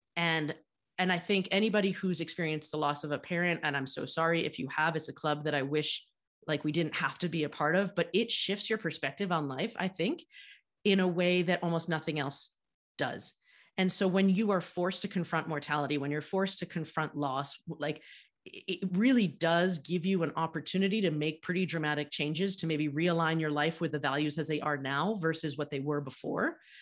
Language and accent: English; United States; grew up in the United States just like I did